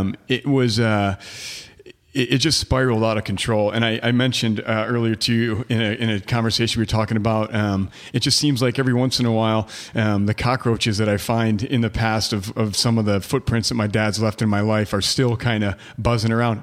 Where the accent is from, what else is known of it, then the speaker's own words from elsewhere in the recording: Detroit, Michigan, United States; also born or lived in Plymouth, Michigan / Canton, Michigan / Upper Peninsula, Michigan; I grew up in Detroit, um, uh, in, uh, well, in the city at first, and then it moved to, to the suburbs, you know, Plymouth, Canton, outside of Ann Arbor